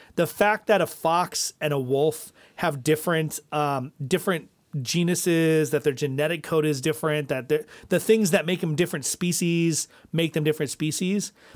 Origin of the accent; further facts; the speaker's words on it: Midwest, United States; moved away; also born or lived in New Hampshire; I'm not actually New Englander. I'm a Midwesterner.